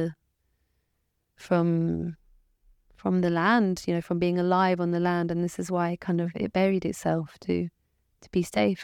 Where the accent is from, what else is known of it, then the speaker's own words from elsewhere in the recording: England, United Kingdom; I was born in England, so in that way, my roots are from England